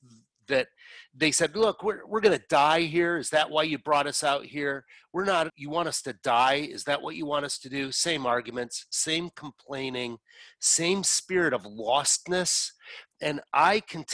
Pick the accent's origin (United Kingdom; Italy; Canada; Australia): Canada; moved away; I'm a Canadian, but I don't live in Canada